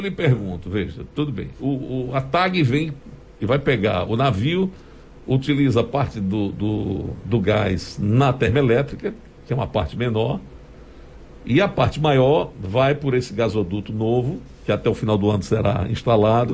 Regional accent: Sergipe, Brazil; sou sergipano, amo o meu estado

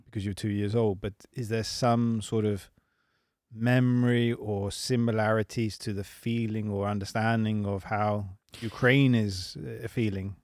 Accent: England, United Kingdom; moved away as an adult; also born or lived in London; now in Sweden; I am English. I live in Sweden.

